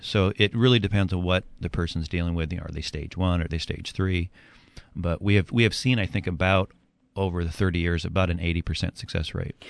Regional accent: Edmonds, Washington, United States; moved away as an adult; also born or lived in California; I grew up in Edmonds, moved to uh, California for college and career

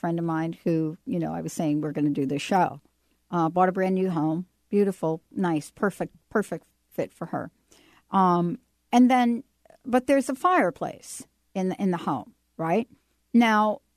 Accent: East Coast, United States; moved away as an adult; now in Seattle, United States; I grew up with on the East Coast

